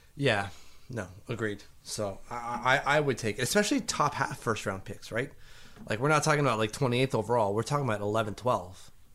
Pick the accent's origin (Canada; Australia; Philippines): Canada; I'm Canadian